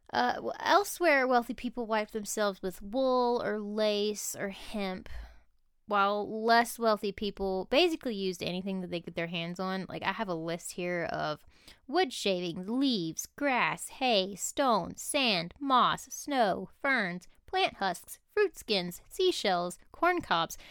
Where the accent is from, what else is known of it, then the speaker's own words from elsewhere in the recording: United States; being American